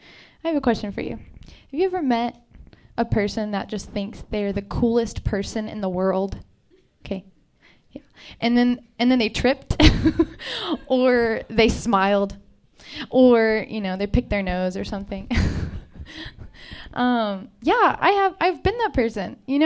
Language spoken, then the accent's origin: English; Texas, United States; Jordan and I are from Texas.